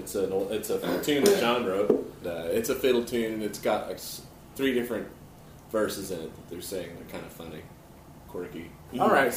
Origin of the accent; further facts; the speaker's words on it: Wichita, Kansas, United States; also born or lived in Michigan; now in Nashville, United States; No, I'm from Wichita, Kansas, and by way of University of Michigan.